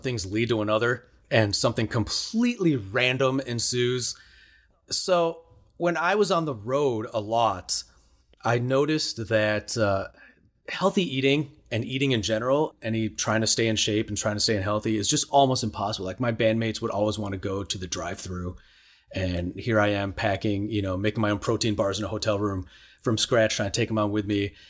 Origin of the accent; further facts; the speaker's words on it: Chicago, Illinois, United States; I grew up in Chicago